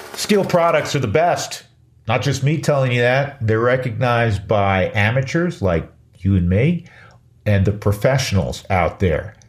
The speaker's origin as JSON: {"language": "English", "town": "New York City", "region": "New York", "country": "United States", "tie": "born or raised there", "moved": "yes", "said": "my hometown of uh, the Big Apple"}